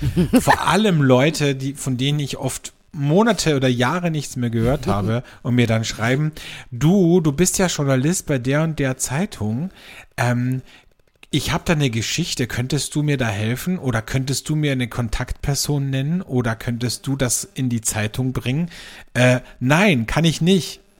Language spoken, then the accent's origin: German; Austria; bei uns in Österreich